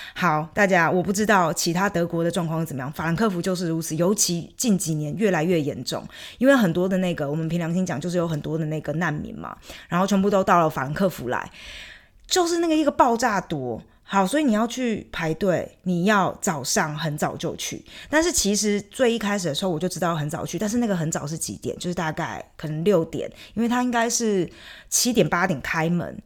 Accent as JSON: {"language": "Chinese", "region": "Chiayi", "country": "Taiwan", "also_born_or_lived": "Taipei / Frankfurt, Germany", "moved": "as an adult", "lives_now": "Germany", "said": "我如果回到台湾，我回到嘉义，我也会觉得自己有那么一点点的不一样"}